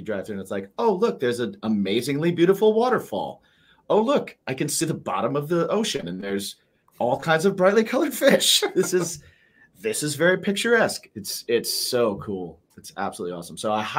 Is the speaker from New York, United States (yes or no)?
no; Indiana, United States; moved away; I'm a fellow Midwesterner. I grew up in Indiana, so just underneath you. And I have family up in Michigan also, but like all the way up in like Ironwood, so it's like up in almost Canada.